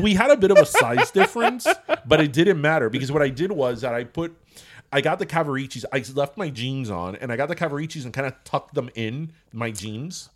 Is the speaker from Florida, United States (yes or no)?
yes; Miami, Florida, United States; I'm from Miami